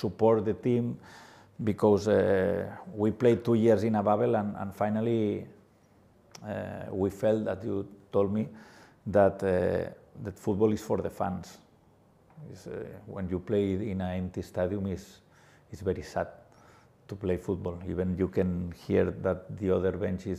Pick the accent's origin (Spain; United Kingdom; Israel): Spain; Barcelona, Catalonia; English is a second language; moved away as an adult; now in Goa, India; I am from Barcelona city